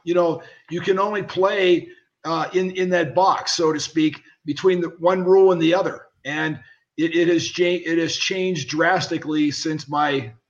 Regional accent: Pittsburgh, Pennsylvania, United States; I was ready to get signed by a free agent contract with the Pirates, where I grew up in Pittsburgh.

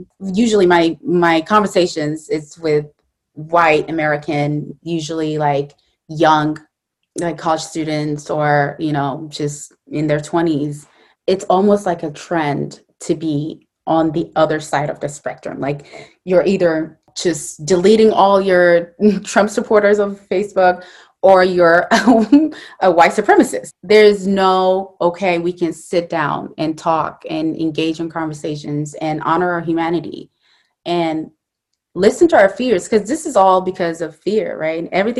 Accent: Syria; also born or lived in Saudi Arabia; my parents were born and raised in Somalia, and I was born in Saudi Arabia and then moved to Syria.

